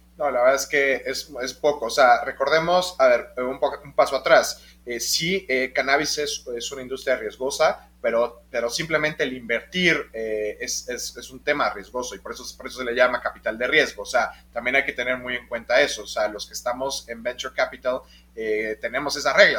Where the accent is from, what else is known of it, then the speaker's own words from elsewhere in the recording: Mexico; todos los inversionistas y los GPs somos mexicanos